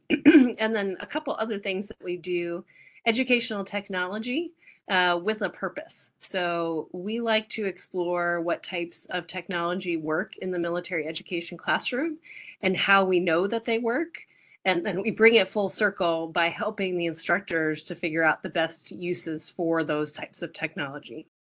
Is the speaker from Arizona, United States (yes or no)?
yes; Arizona, United States; moved away as an adult; also born or lived in Quantico, Virginia; I'm from Arizona